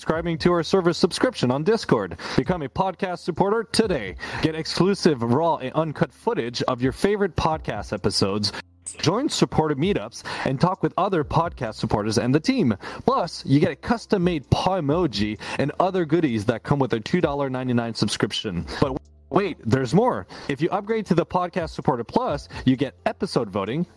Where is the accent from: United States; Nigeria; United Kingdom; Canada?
Canada; also born or lived in Quebec; I'm from Canada in the cold